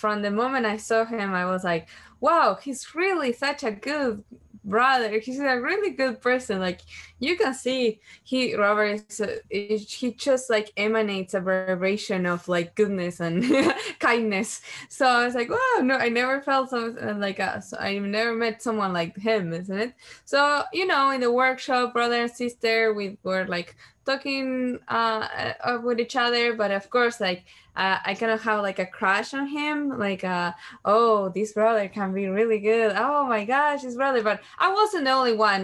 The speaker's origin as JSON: {"language": "English", "country": "Uruguay", "said": "I'm from Uruguay, and I was 19 years old"}